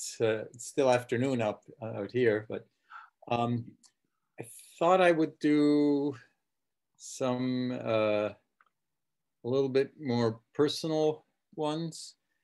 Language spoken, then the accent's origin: English; Prague, Czechia; born there; Right, I was born in Prague, yeah.